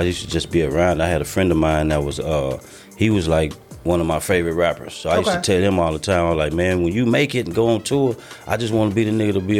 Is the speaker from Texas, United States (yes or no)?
yes; Dallas, Texas, United States; I'm from Dallas.